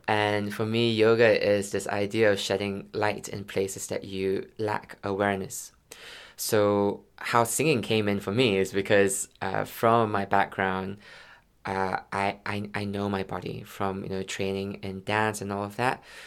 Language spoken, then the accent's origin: English; Malaysia; moved away; also born or lived in London; I'm from Malaysia